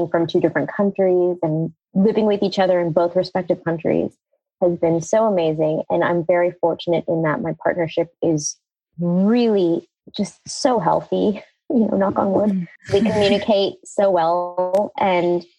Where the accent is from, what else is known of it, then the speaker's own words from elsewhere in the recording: United States; it was like a typical immigrant story into America, right? Like I was growing up being American, but also heavily being Indian